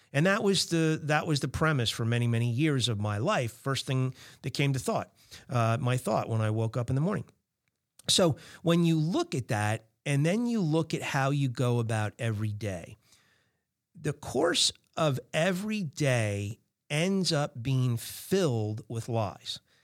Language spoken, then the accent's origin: English; New Jersey, United States; I'm from Jersey